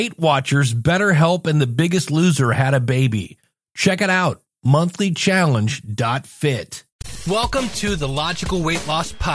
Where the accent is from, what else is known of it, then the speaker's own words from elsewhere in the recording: Akron, Ohio, United States; my hometown of Akron, Ohio